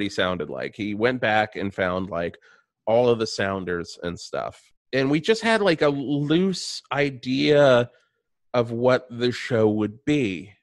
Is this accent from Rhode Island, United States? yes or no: no; Radford, Virginia, United States; I am from Virginia.